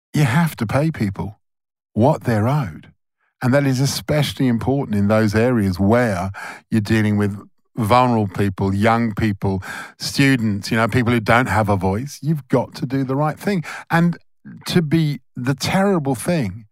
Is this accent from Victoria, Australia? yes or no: yes; Melbourne, Victoria, Australia; We're all from Melbourne.